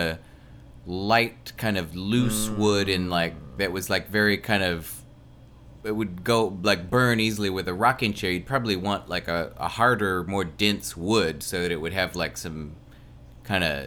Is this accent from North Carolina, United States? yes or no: yes; North Carolina, United States; now in Lawrence, United States; from North Carolina. I do web development and graphic design in Lawrence, Kansas